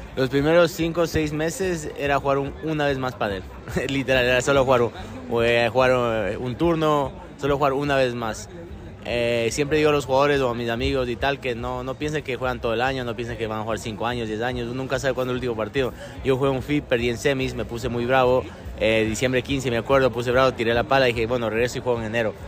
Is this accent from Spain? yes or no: no; Ecuador; moved away; also born or lived in Argentina / Middle East; Soy muy ecuatoriano, me, encanta mi país